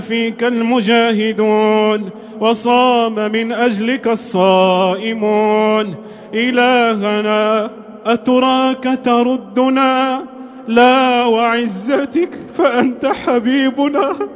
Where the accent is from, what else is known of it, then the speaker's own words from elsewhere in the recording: Morocco; بلدنا المغرب الحبيب